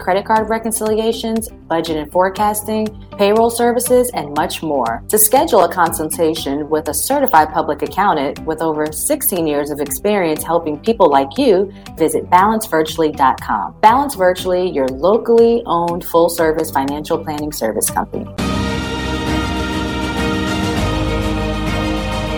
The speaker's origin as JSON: {"language": "English", "town": "Summerville", "region": "South Carolina", "country": "United States", "tie": "born or raised there", "said": "So we're from the same hometown. We're from Somerville, South Carolina."}